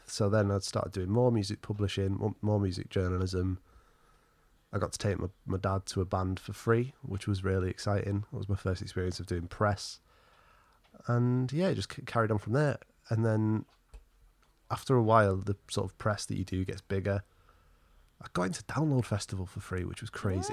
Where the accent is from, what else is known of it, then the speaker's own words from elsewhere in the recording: Alford, East Midlands, United Kingdom; also born or lived in Skegness; the town or market, market town, historic market town where I actually grew up was called, weirdly enough, Alford